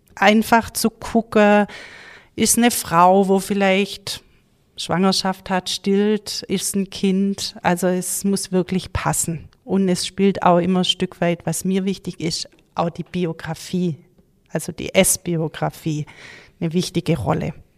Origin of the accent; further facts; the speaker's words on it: Gaildorf, Baden-Württemberg, Germany; now in Uttenhofen, Germany; ich komme aus Galdorf, ähm, bin dort im Mehrgenerationshaus aufgewachsen